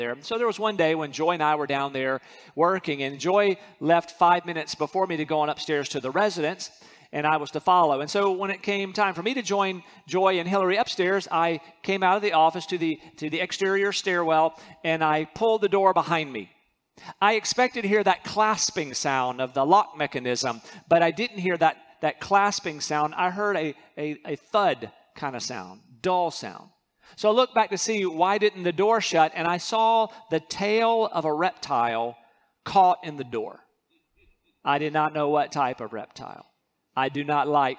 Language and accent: English; North Carolina, United States; moved away; I'm from North Carolina.